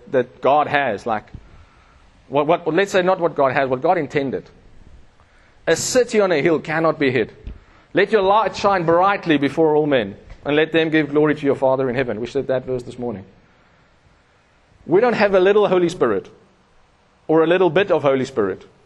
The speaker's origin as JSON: {"language": "English", "town": "Pretoria", "region": "Gauteng", "country": "South Africa", "said": "I come from Pretoria, we ride in Webers."}